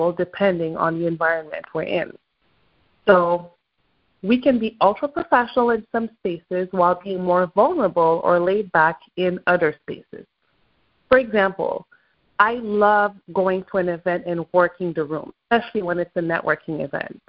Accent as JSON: {"language": "English", "region": "Quebec", "country": "Canada", "accent": "French-Canadian accent from Quebec", "first_language": "French", "second_language": "English", "said": "French is my mother tongue, right? I realize that I'm able to easily switch accents depending on who I'm talking to. You know, I'm from Quebec, there's one accent."}